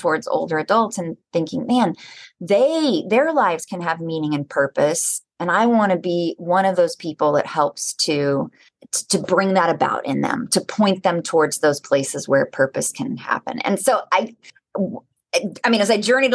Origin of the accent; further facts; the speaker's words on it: Oklahoma, United States; I grew up in Oklahoma